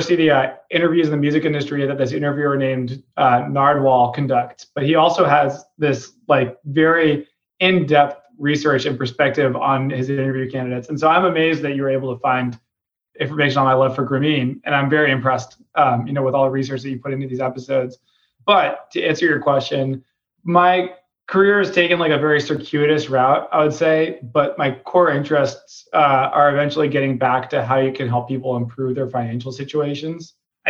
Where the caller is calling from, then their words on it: New York, United States; I'm calling in from New York today, just at home.